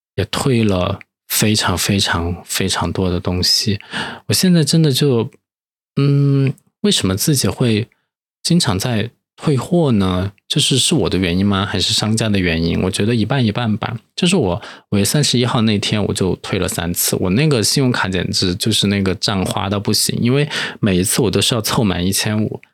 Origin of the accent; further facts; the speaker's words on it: Chengdu, Sichuan, China; moved away; 作为一个成都人，拥有一个成都胃